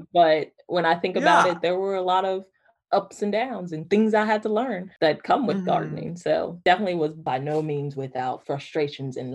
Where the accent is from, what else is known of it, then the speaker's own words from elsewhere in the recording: Georgia, United States; now in North Carolina, United States; I grew up in Georgia